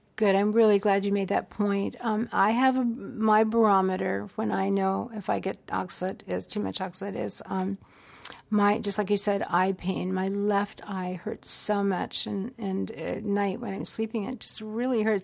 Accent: the American South, United States; I grew up in the South

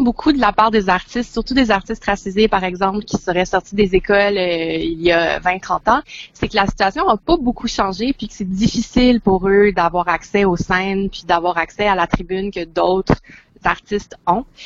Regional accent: Montreal, Quebec, Canada; je viens de Montréal

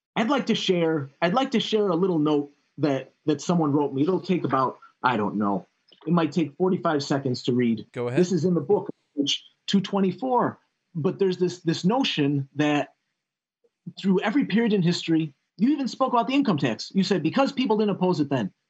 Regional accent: Chicago, Illinois, United States; I come I come from Illinois. I was born on the south side of Chicago.

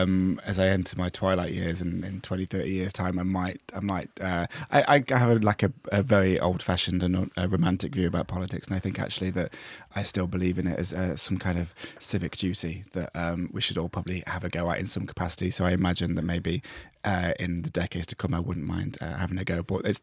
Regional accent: East Midlands, United Kingdom; In fact, it feels like people can sign that stuff to history, but actually the last person to be killed in my villag

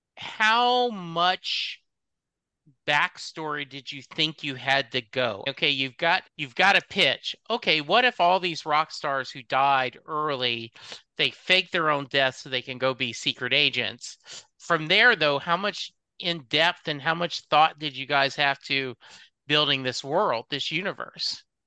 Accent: Louisiana, United States; growing up in Louisiana, like I did

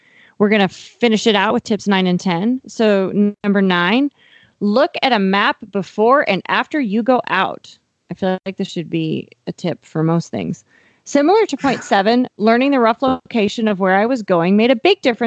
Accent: Miles City, Montana, United States; now in Fort Worth, United States; the area of Miles City, Montana, my hometown

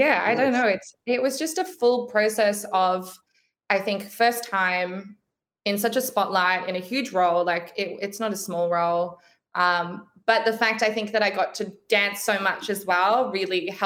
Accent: Brisbane, Queensland, Australia; I'm from Brisbane. So I like, that's kind of home

